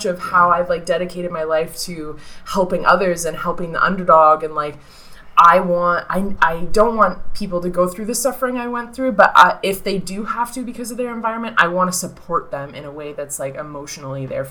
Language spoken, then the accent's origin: English; Uxbridge, Ontario, Canada; I grew up in Uxbridge